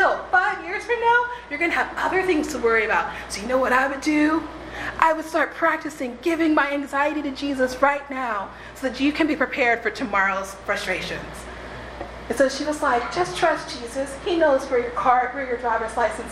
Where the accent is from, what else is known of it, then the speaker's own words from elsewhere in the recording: Texas, United States; moved away as an adult; also born or lived in New Orleans; my hometown in Texas